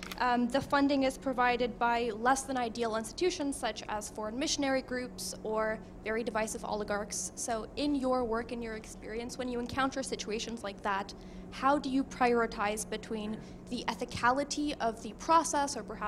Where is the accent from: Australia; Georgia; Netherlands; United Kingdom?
Georgia; moved away; I'm from the country of Georgia.